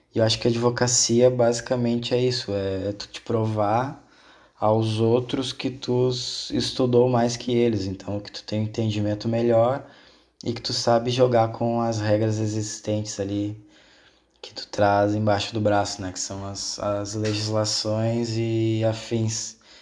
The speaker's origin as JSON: {"language": "Portuguese", "region": "Rio Grande do Sul", "country": "Brazil", "tie": "born or raised there", "also_born_or_lived": "South Korea", "said": "a minha cidade natal, onde eu nasci, aqui no Rio Grande do Sul, ela é uma cidade açoriana."}